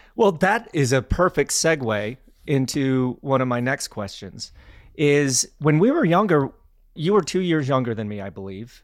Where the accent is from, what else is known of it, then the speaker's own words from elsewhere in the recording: Glenwood Springs, Colorado, United States; I grew up in Glenwood Springs, Colorado